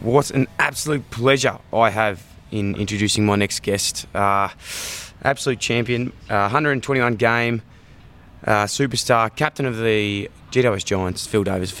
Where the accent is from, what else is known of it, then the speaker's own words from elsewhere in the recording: Ballarat, Victoria, Australia; But I'm from Ballarat. So I'm a proud Victorian.